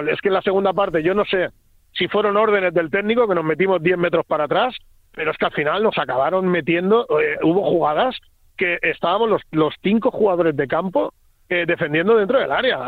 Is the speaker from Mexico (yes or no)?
no; Spain; somos españoles